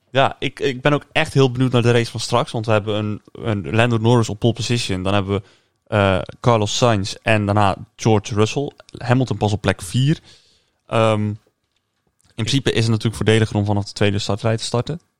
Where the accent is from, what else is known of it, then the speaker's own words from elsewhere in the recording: Netherlands; ik kan wel als Nederlander